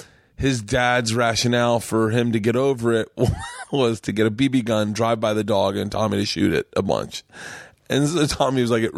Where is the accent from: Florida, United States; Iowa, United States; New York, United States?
Florida, United States; I grew up in Florida